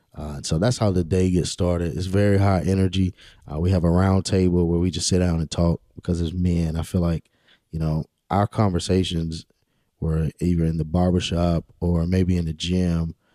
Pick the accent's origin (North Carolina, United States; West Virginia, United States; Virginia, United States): North Carolina, United States; Rocky Mount; also born or lived in Pinetops, North Carolina; I'm born and raised in Rocky Mount, uh, nineteen ninety-two. I grew up on Sycamore Street.